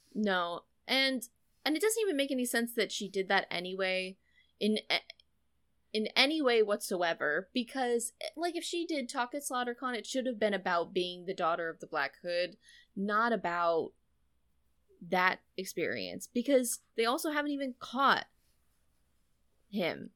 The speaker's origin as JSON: {"language": "English", "country": "United States", "tie": "born or raised there", "said": "I was born in the U S and I've lived my, my whole life here"}